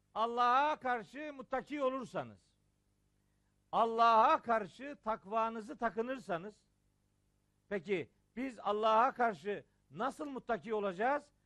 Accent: Trabzon, Turkey; Trabzonluyum ya ben

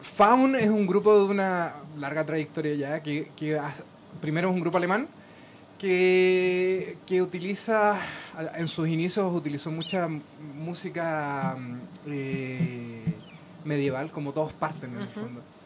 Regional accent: Chile; nosotros como chilenos

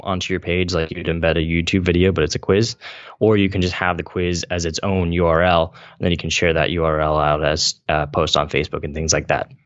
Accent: Central Valley, California, United States; I come from the Central Valley in California, which is farm country

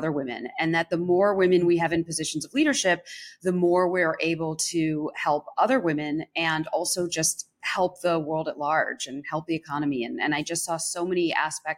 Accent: Evanston, Illinois, United States; moved away; also born or lived in New York; I grew up right outside of Chicago in Evanston

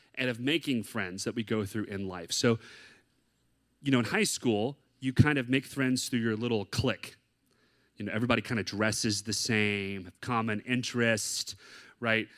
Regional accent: the South, United States; moved away as an adult; now in San Diego, United States; I'm from the South

